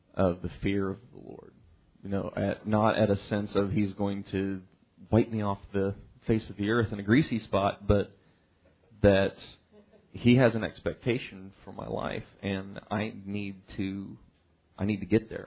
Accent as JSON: {"language": "English", "country": "United States", "tie": "born or raised there", "said": "growing up in the United States"}